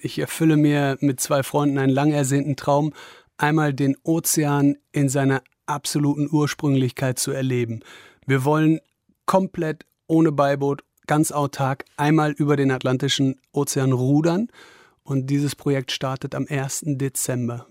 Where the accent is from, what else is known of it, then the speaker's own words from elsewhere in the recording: Wesel, North Rhine-Westphalia, Germany; moved away; in meiner Heimatstadt Wesel oder in der Nähe von Wesel